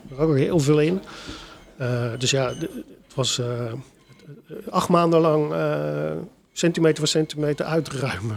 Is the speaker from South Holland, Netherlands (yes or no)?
yes; Delft, South Holland, Netherlands; mijn geboortestad. Ik ben ook echt wel heel erg verknocht in, eh, aan, aan, aan, Delft